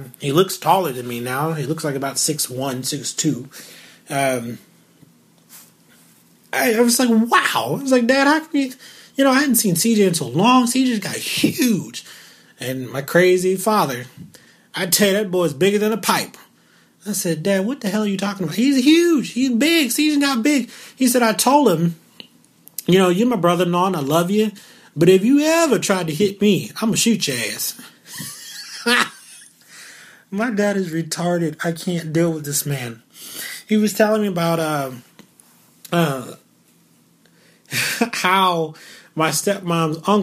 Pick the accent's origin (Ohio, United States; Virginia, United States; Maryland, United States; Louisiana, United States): Louisiana, United States; moved away; before I moved away from Louisiana